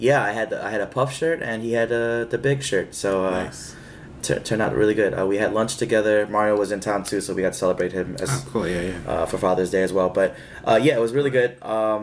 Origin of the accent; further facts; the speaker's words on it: California, United States; And I'm from Cali, you know.